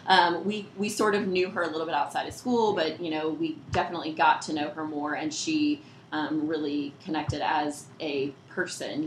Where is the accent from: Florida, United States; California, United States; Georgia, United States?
Georgia, United States; Peachtree City; I grew up in Peachtree City